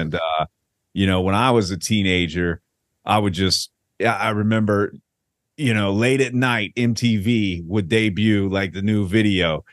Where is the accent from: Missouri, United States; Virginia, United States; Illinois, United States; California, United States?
Virginia, United States; Virginia Beach; also born or lived in Richmond, Virginia; now in Tampa, United States; I'm originally from Richmond, but I grew up in Virginia Beach